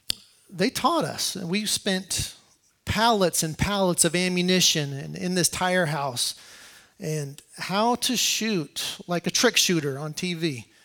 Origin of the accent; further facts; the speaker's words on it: Colorado, United States; moved away as an adult; now in Iraq; I'm originally from Colorado.